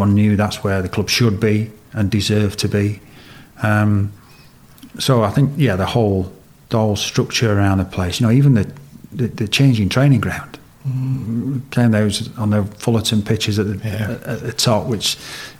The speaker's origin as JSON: {"language": "English", "region": "Yorkshire and the Humber", "country": "United Kingdom", "tie": "born or raised there", "said": "as a Yorkshire lad to grow up in Yorkshire"}